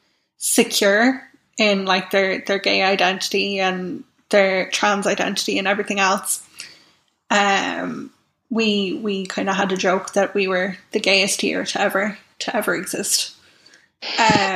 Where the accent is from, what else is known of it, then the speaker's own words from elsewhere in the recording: Navan, Leinster, Ireland; I grew up in Navan